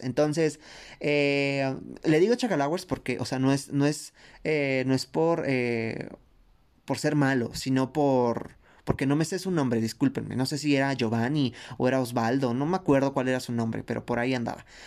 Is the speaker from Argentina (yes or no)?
no; Mexico; nosotros como mexicanas